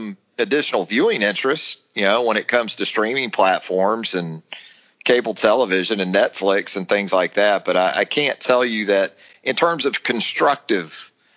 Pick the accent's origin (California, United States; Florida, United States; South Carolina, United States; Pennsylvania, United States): Florida, United States; Jacksonville; my hometown of Jacksonville, Florida